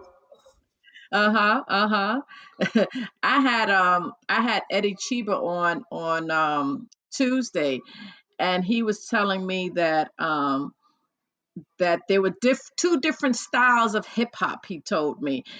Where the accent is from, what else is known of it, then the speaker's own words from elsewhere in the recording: New York City, New York, United States; I grew up in the Bronx